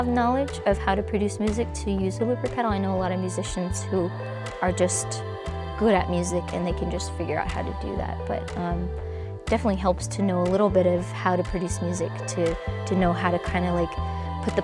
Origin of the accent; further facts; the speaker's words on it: Smyrna, Georgia, United States; I'm from Smyrna, Georgia